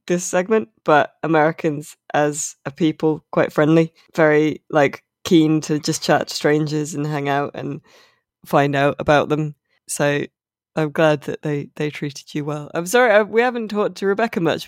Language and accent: English; United Kingdom; as a Brit